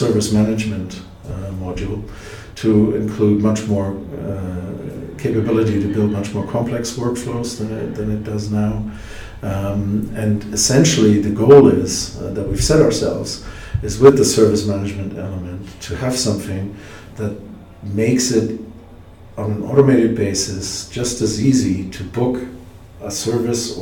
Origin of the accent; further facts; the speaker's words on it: Germany; I'm from Germany